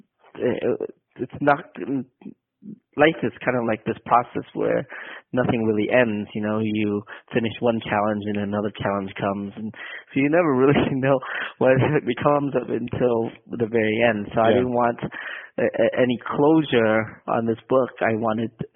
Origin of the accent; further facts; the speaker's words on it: San Jose, California, United States; moved away as an adult; now in Oakland, United States; I grew up in San Jose, California